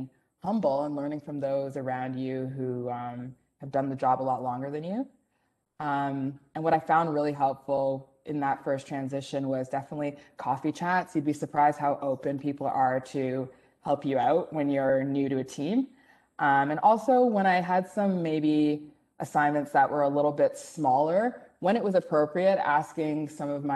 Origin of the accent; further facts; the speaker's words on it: Mississauga, Ontario, Canada; I grew up in Mississauga